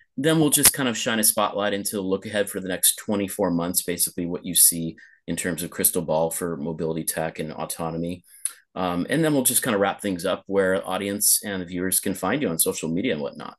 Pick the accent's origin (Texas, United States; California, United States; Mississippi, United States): California, United States; Los Angeles; moved away as an adult; also born or lived in Pasadena; now in Lisbon, Portugal; my hometown of Los Angeles